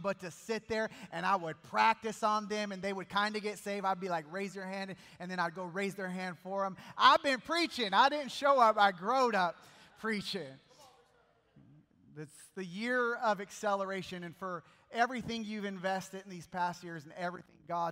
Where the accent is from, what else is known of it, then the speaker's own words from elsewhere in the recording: Bakersfield, California, United States; I'm from Bakersfield, California